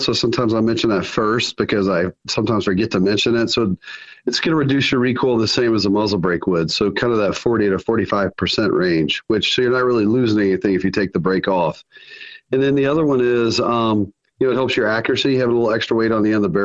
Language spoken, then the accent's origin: English; Alabama, United States; moved away; also born or lived in Sioux Falls, South Dakota; We're based in Sioux Falls, South Dakota, which I know is a long way from Alabama, even though I was born in Alabama